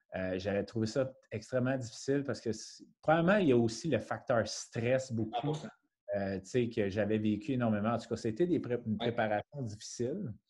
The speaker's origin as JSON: {"language": "French", "town": "Montreal", "region": "Quebec", "country": "Canada", "tie": "born or raised there", "lives_now": "Brossard, Canada", "said": "je suis natif de la ville de Montréal. Maintenant, je suis établi avec ma conjointe Émilie sur la rive sud à Brossard"}